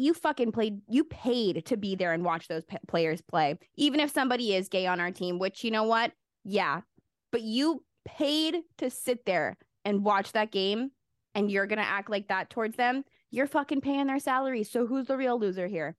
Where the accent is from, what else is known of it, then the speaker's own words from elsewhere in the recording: United States; I'm an American.